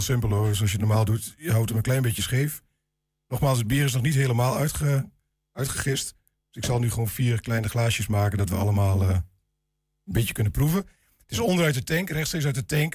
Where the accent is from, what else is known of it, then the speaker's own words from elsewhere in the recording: Glanerbrug, Overijssel, Netherlands; En ik ben inderdaad inwoner van Glanenbrug